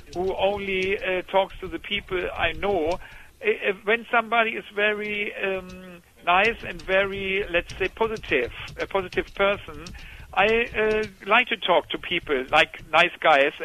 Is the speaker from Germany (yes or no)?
yes; Germany; we are coming from Germany